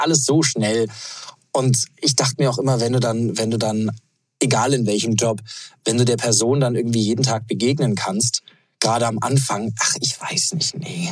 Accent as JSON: {"language": "German", "town": "Munich", "region": "Bavaria", "country": "Germany", "tie": "born or raised there", "said": "München, meine Heimat"}